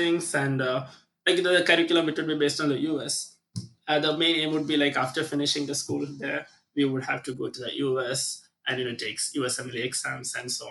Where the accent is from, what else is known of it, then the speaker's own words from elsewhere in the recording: India; also born or lived in St. Lucia; now in Jamaica; with my accent, you already know that I'm from India.